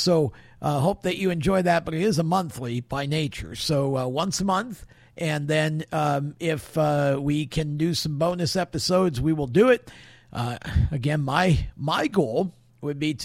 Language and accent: English; Oswego, New York, United States; I was born and raised in Oswego, New York